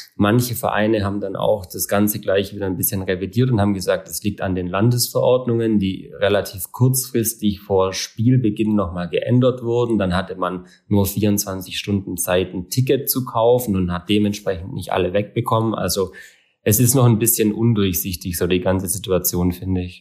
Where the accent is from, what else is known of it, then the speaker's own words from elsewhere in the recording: Southern Germany, Germany; bei uns in Süddeutschland